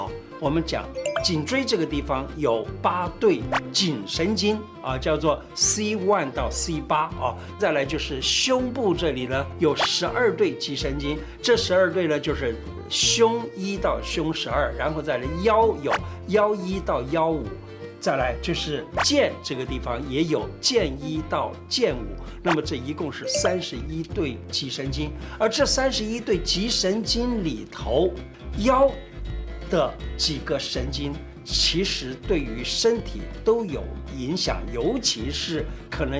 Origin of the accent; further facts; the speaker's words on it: China; 我们中国人讲坐有坐姿，站有站相。